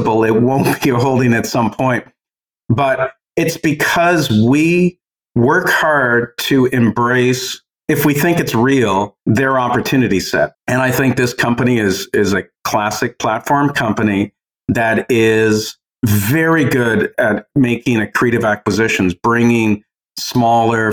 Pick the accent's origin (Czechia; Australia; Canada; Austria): Canada; as a Canadian